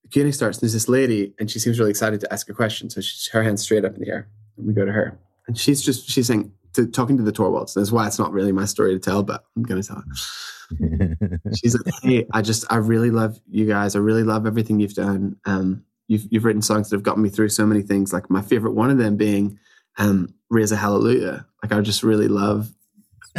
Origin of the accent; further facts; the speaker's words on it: Ireland; accent: Irish; my Irish accent